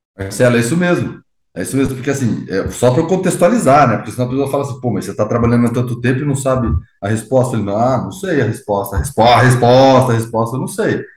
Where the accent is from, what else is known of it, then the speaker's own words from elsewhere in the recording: Brazil; Sou brasileiro